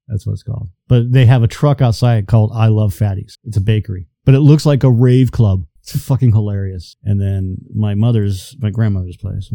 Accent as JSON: {"language": "English", "town": "Danvers", "region": "Massachusetts", "country": "United States", "tie": "born or raised there", "moved": "yes", "lives_now": "Auburn, United States", "said": "I was born in Danvers."}